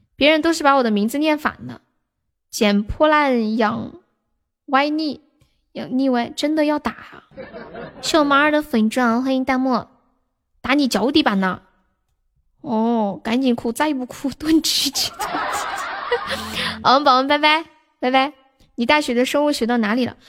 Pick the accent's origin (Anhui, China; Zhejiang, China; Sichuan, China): Sichuan, China; Nanchong; 我是四川南充的